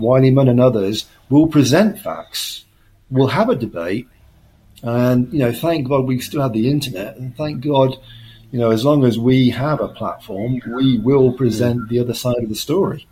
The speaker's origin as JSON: {"language": "English", "country": "United Kingdom"}